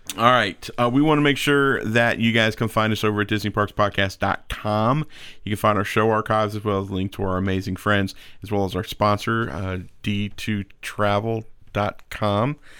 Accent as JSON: {"language": "English", "town": "Atlanta", "region": "Georgia", "country": "United States", "said": "I'm from Atlanta"}